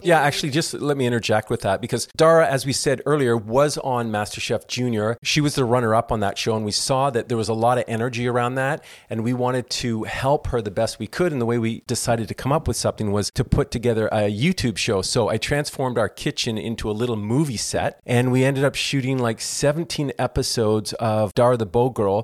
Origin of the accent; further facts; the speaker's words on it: Toronto, Ontario, Canada; now in Southern California, United States; I'm originally from Toronto, Canada, and I grew up in the comedy acting world of Toronto.